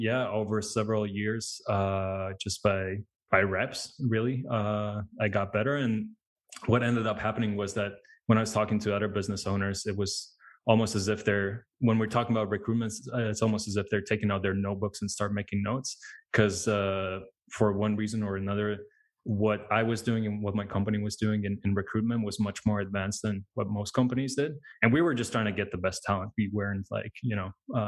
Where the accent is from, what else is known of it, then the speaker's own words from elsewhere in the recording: Latvia; now in United Kingdom; I'm originally from Latvia. It's a small country in Eastern Europe